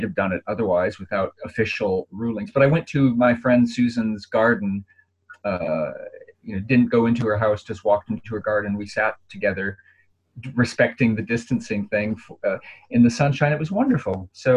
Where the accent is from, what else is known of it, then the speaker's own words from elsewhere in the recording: Minneapolis, Minnesota, United States; moved away; I've got family there and I'm from Minneapolis